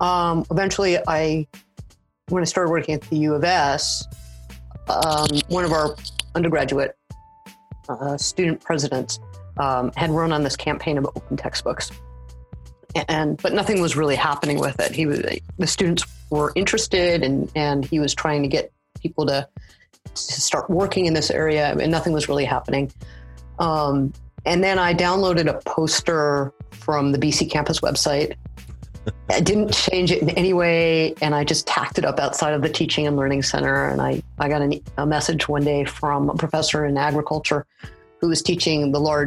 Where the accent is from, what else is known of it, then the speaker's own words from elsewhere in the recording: Los Angeles, California, United States; moved away as an adult; now in Saskatoon, Canada; I'm originally from the Los Angeles area, and I now live in Saskatoon